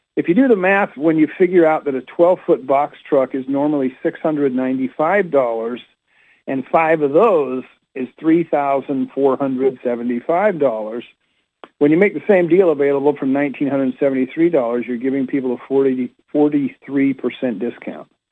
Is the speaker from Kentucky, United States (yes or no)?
no; Utah, United States; now in Rockville, United States; I was raised in Utah